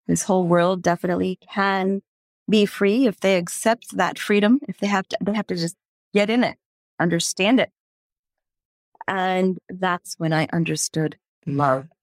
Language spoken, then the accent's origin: English; Houston, Texas, United States; growing up in the United States, in Houston, Texas